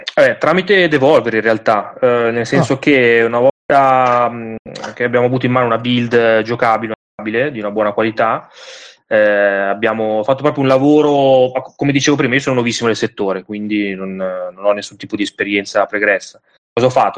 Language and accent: Italian; Milan, Lombardy, Italy; io sono di Milano, nel senso che sono nato a Milano.